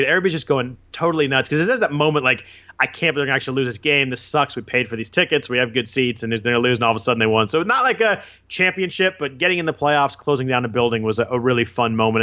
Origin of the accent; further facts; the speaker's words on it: Bay Area, California, United States; I grew up in the Bay Area, so I'm, uh, I'm Warriors, A's